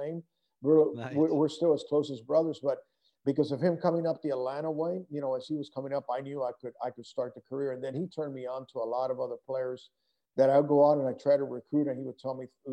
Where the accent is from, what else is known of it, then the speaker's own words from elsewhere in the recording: Puerto Rico; moved away; also born or lived in Denver; I grew up in Puerto Rico and represented Puerto Rico in some international amateur tournaments